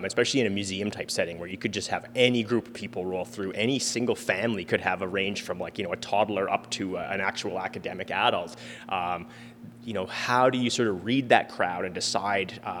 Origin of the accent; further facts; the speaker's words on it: Edmonton, Alberta, Canada; So I grew up here in Edmonton, in my own backyard